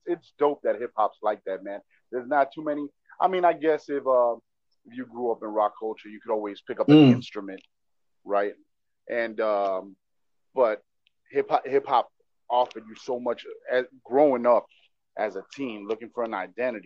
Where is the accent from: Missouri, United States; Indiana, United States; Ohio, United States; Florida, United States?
Florida, United States; Miami; also born or lived in Texas / Kendall; I was raised in Little Havana till I was 17. Okay. I grew up in Little Havana. I was born in Texas, moved over here when I was 8 months old